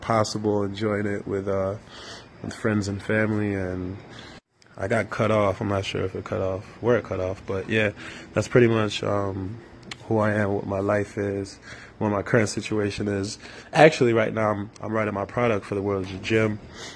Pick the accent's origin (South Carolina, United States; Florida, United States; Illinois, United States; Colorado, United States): Illinois, United States; Chicago; born or raised there; moved away; also born or lived in London / Nigeria